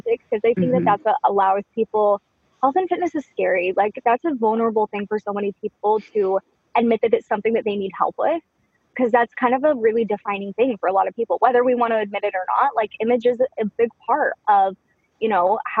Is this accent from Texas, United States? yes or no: yes; Dallas, Texas, United States; moved away as an adult; also born or lived in Seattle, Washington; just after high school, we moved from Dallas to Seattle, Washington.